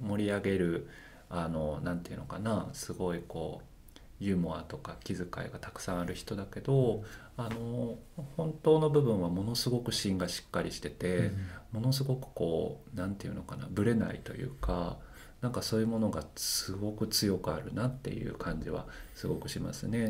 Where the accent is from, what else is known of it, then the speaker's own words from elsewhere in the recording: Osaka, Japan; also born or lived in Amagasaki; ともと出身大阪です